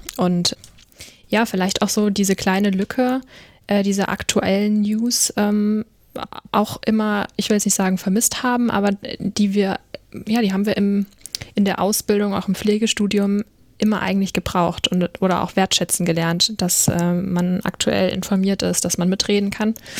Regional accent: Rhine-Main area, Hesse, Germany; ich komme wie Caroline aus dem Rhein-Main-Gebiet. Also mal im Gegensatz zu euch, die ja sehr viel im, in NRW unterwegs sind, sind wir beide aus Hessen

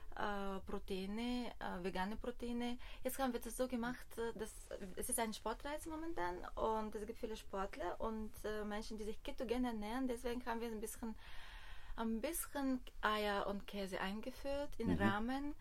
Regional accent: Bulgaria; German is a second language; moved away as an adult; also born or lived in Germany; now in Berlin, Germany; Ich komme aus Bulgarien, also ich bin in Bulgarien geboren

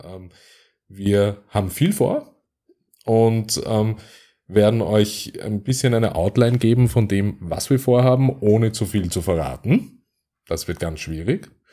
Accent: Vienna, Austria; aus meiner Heimat, nämlich aus Österreich und im Speziellen aus Wien

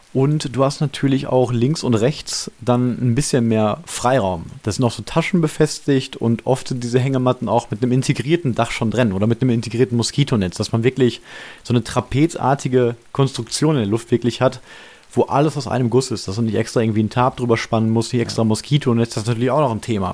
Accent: Germany; als Deutscher

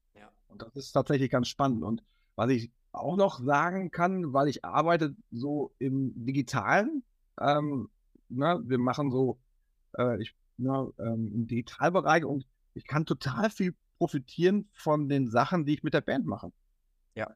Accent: Hattingen, North Rhine-Westphalia, Germany; also tatsächlich ist Hattingen so die Hometown. Also ah, ähm, äh, das ist so, wo wir herkommen, wo wir aufgewachsen bin, sind

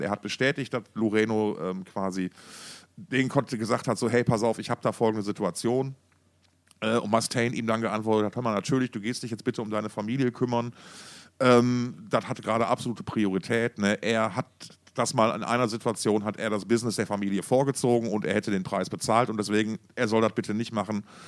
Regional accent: Essen, North Rhine-Westphalia, Germany; wir kommen ja beide aus Essen

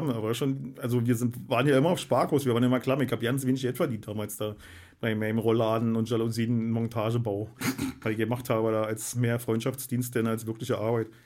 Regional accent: Germany; Und wir haben uns hingesetzt, weil wir sind ja Deutsche, doof.

